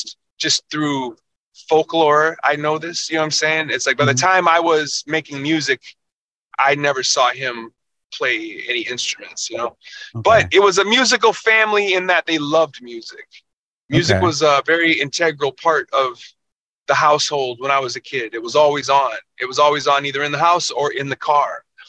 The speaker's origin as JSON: {"language": "English", "town": "Minneapolis", "region": "Minnesota", "country": "United States", "tie": "born or raised there", "said": "Yeah. I kind of was in the same 2 square miles pretty much the majority of my life."}